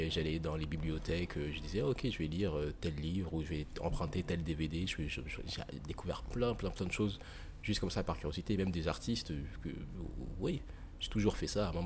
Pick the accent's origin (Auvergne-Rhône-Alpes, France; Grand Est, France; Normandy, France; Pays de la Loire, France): Grand Est, France; Nancy; born there; also born or lived in Saint-Dié-des-Vosges / Île-de-France; Je suis né dans le Grand Est. J'ai pas de souvenir de, cette époque-là. J'ai habité un peu à, Saint-Dié-des-Vosges.